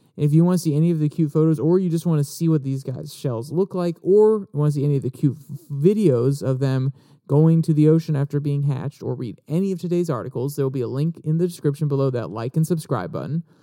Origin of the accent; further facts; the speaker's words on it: Warrenton, United States; my hometown of Warrenton, well, my closest hometown. My actual hometown is absolutely tiny, but one of the towns around us, Warrenton